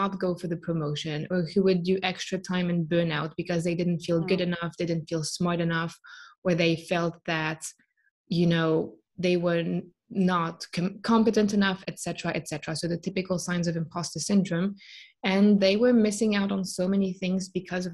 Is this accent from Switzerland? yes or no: yes; Switzerland; born and raised in Switzerland, studied here